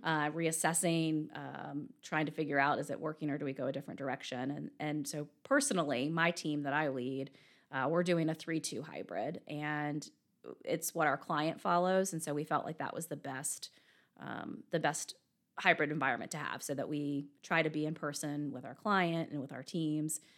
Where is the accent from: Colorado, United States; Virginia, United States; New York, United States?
Virginia, United States; moved away as an adult; also born or lived in Richmond, Virginia / Hartford, Connecticut; now in Birmingham, United States; I'm from Virginia originally